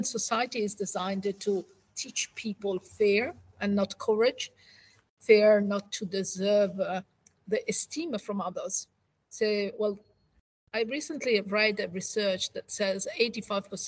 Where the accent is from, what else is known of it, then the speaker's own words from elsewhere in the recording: Italy; moved away as an adult; now in United Kingdom; I'm one of those Italians